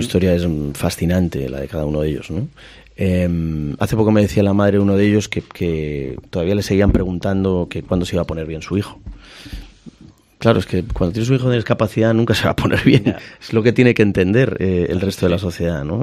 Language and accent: Spanish; Ferrol, Galicia, Spain; moved away as an adult; also born or lived in Madrid; me fui de Ferrol muy jovencito, con 18 años, vine a Madrid